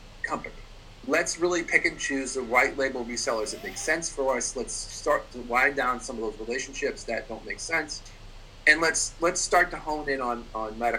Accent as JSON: {"language": "English", "town": "Boston", "region": "Massachusetts", "country": "United States", "said": "I'm actually from Boston"}